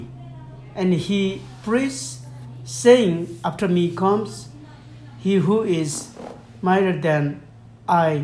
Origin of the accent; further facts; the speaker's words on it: Nepal; first language Lhomi; English is a second language; I'm from Nepal, and I am the elder of my own church